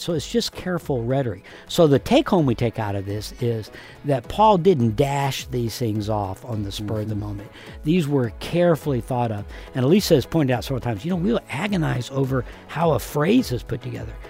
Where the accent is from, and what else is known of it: United States